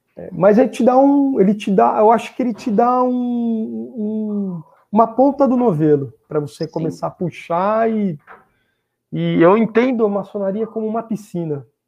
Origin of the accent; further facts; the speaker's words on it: Sorocaba, São Paulo, Brazil; moved away; also born or lived in Rio de Janeiro; eu sou nativo sorocabano, nasci aqui em Sorocaba